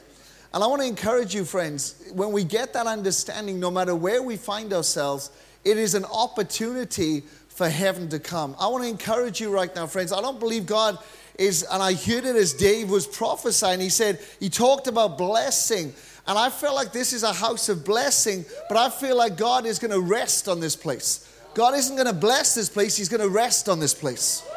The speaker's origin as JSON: {"language": "English", "region": "Wales", "country": "United Kingdom", "said": "I'm actually from Wales."}